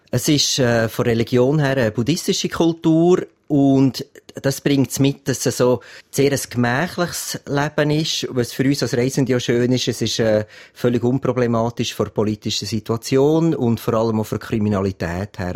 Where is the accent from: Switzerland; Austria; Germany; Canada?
Switzerland; als Schweizer haben wir natürlich sehr viele schöne Gipfel da im eigenen Land